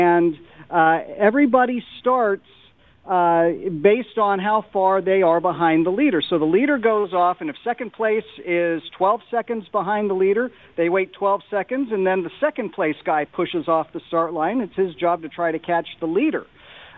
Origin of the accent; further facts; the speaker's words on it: Phoenix, Arizona, United States; I grew up in Phoenix